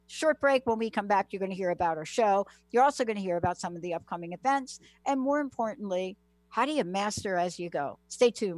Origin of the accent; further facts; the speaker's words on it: United States; I grew up in New York, New Jersey